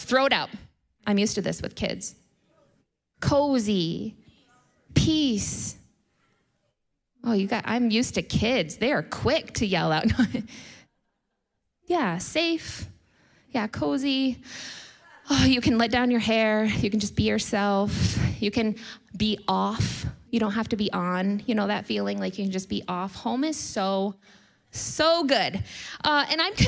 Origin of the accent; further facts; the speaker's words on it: United States; I'm American